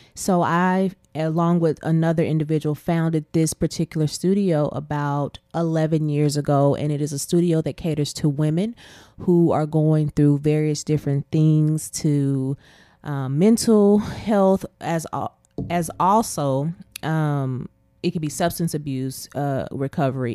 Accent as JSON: {"language": "English", "town": "Abilene", "region": "Texas", "country": "United States", "tie": "born or raised there", "said": "I'm originally from Abilene, Texas. Uh, I went to school in Abilene"}